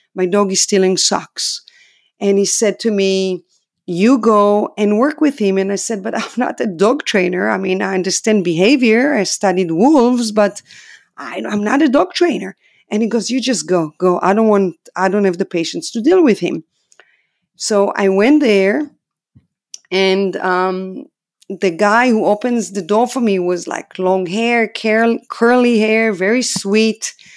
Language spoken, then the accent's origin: English; Israel; English is a second language; moved away as an adult; I'm from Israel, obviously. I'm a foreigner here.